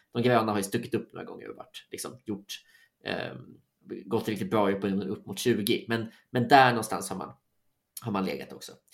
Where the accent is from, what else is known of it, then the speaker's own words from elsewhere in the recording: Sweden; som svensk